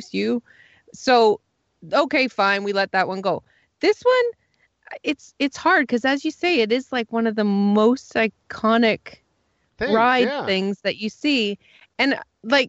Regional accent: Canada; I'm Canadian

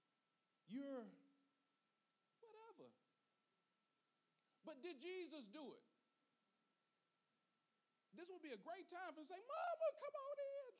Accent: Gaston, North Carolina, United States; I'm from Gaston

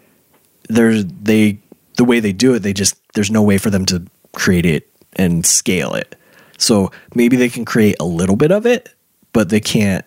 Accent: Utah, United States; we're from Utah.

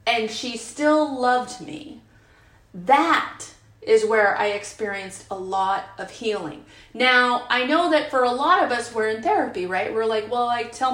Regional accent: San Francisco Bay Area, California, United States; I'm from the San Francisco Bay Area, and I was in San Francisco in the 90s

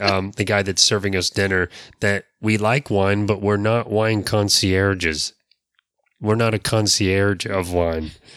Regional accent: Florida, United States; those of us that were born and raised here

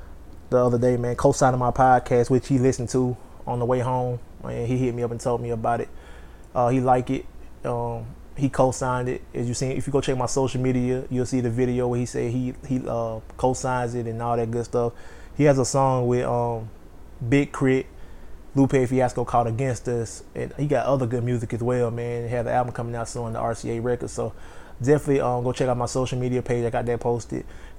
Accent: New Orleans, Louisiana, United States; I'm reporting from New Orleans, Louisiana. Repping for the city, trying to get a little New Orleans flavor.

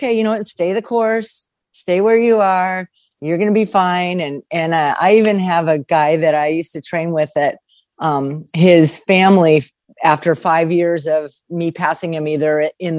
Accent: California, United States; I grew up in California

